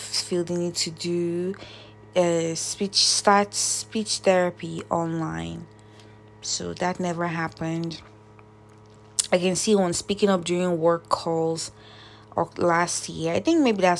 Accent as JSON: {"language": "English", "country": "Nigeria", "moved": "yes", "said": "Nigeria, which is my home country"}